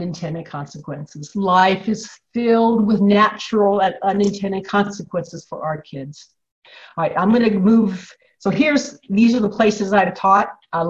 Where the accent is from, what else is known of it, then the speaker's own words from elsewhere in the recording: Illinois, United States; I'm from Illinois